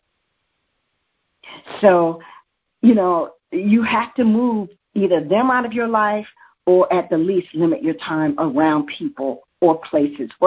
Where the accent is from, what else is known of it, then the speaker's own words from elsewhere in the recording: United States; As an American